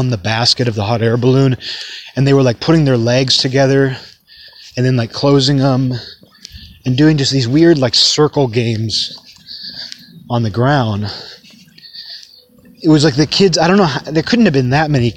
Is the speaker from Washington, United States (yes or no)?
yes; hometown with Juanita Bay Park, Washington, United States; moved away; There was this park in my hometown called Juanita Bay Park